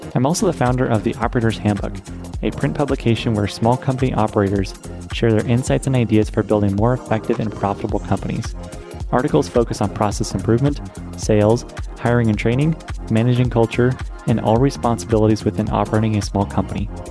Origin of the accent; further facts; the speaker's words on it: Portland, Oregon, United States; here in my hometown of Portland